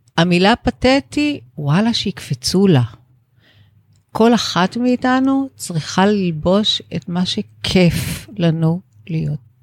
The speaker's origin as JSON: {"language": "Hebrew", "country": "Israel", "tie": "born or raised there", "said": "גדלתי בישראל של שנות ה-60"}